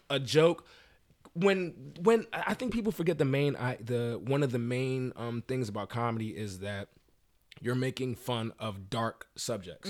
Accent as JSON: {"language": "English", "region": "Maryland", "country": "United States", "said": "I'm from Maryland"}